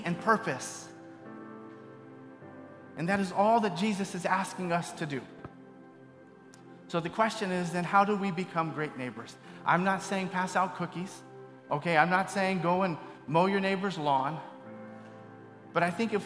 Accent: Bay Area, California, United States; moved away as an adult; I grew up in the Bay Area, but I've been gone for a while

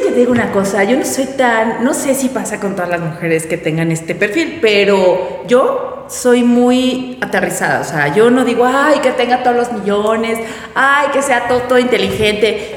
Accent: Puebla, Mexico; lo que yo vivía en mi colonia, lo que yo vivía como poblana y como ciudadana

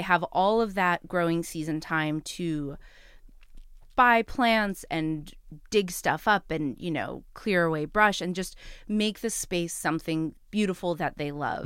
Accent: New York City, New York, United States; as a New Yorker

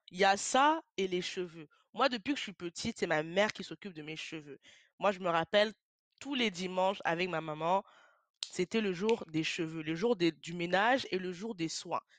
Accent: France; je suis une femme noire d'origine camerounaise. J'ai vécu toute ma vie en France. Je suis née, j'ai grandi en France

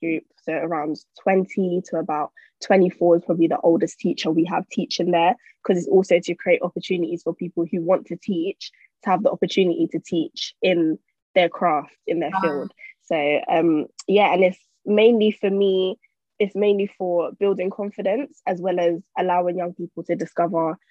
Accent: London, United Kingdom; I grew up in East London, Newham

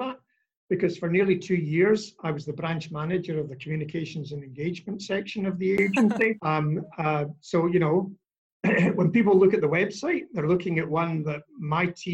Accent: Scotland, United Kingdom; now in Australia; as a Scottish boy

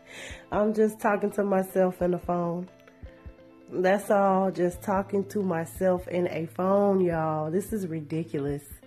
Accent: Shreveport, Louisiana, United States; Shreveport. Big ups to my hometown.

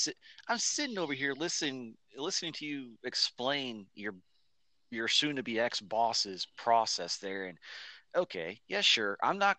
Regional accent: east of Orlando, Florida, United States; home state's down there in Florida. Closest big city that everybody should know is Orlando. I'm actually east of Orlando towards the coast.

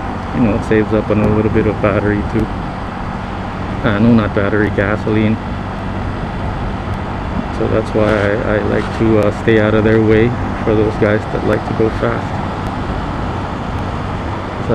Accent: Philippines; first language Tagalog; English is a second language; I grew up in the Philippines. My first language was Tagalog

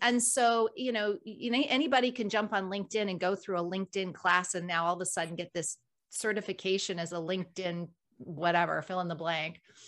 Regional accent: United States

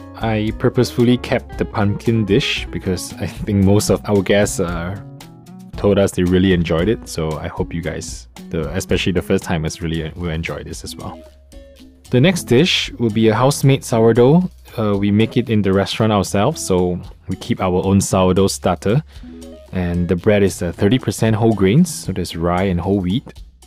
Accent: Singapore; now in Taiwan; i'm from singapore

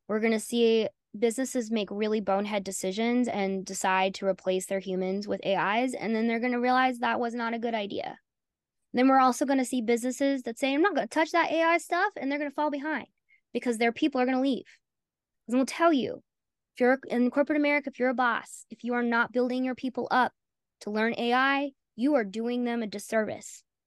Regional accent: Southern United States, United States; accent: Southern; also born or lived in North Carolina; I'm Southern. I don't know if you picked up on that with my accent.

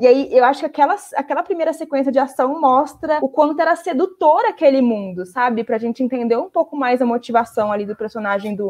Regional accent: Brazil; como brasileiros

